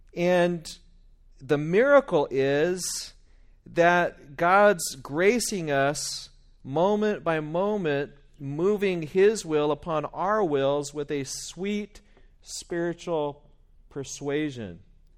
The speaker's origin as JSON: {"language": "English", "region": "West Virginia", "country": "United States", "also_born_or_lived": "Bakersfield, United States", "said": "maybe it's just because I'm from West Virginia in my roots, or is it because of the Bakersfieldian in me?"}